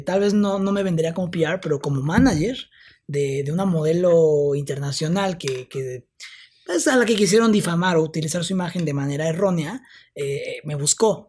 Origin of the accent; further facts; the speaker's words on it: Oaxaca, Mexico; moved away; yo me tuve que regresar a Oaxaca, yo pues soy de Oaxaca.